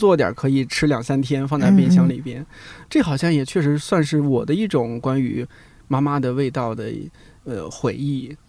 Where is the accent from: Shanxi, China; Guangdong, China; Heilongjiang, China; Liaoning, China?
Shanxi, China; now in Beijing, China; 因为我山西人，在山西我们还蛮蛮常吃一种叫做烩菜的，